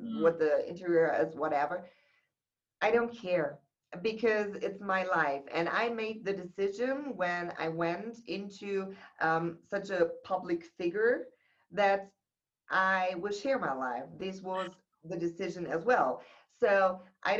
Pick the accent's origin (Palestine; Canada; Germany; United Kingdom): Germany; I was born in Germany